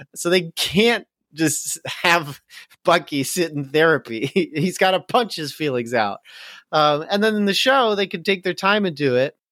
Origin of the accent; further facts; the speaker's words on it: United States; as an American